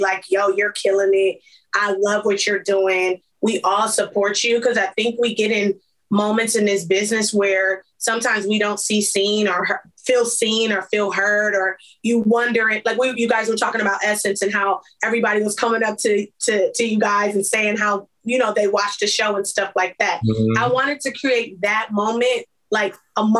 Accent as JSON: {"language": "English", "town": "Compton", "region": "California", "country": "United States", "tie": "born or raised there", "said": "I'm from Compton"}